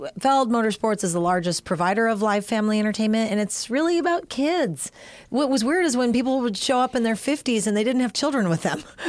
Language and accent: English; Ventura, California, United States; also born or lived in Hawaii; Because I grew up in Ventura.